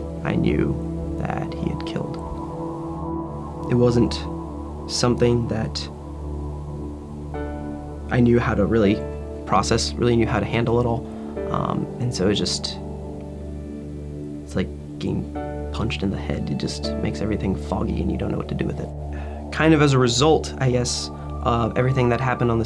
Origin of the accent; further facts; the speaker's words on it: Central Virginia, United States; I was born in 1985 in Central Virginia.